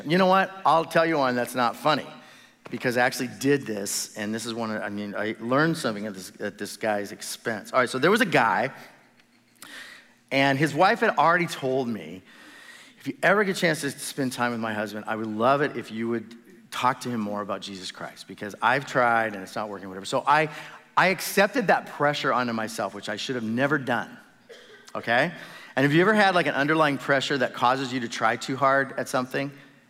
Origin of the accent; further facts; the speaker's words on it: Midwest, United States; moved away; I was raised in the Midwest